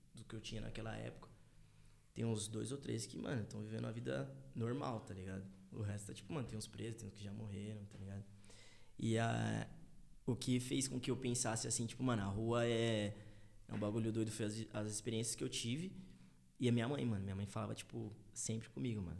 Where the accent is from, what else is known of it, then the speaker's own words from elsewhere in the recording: São Paulo area, Brazil; also born or lived in Tucuruvi, São Paulo / Jardim Thomas, São Paulo / Taboão da Serra / United States; eu nasci no Tucruvi. Tucuruvi, tá ligado? Muita é. gente não sabe, mas eu nasci no Tucuruvi. E aí, com, sei lá, um ano, dois anos mais ou menos, eu fui morar no Jardim Thomas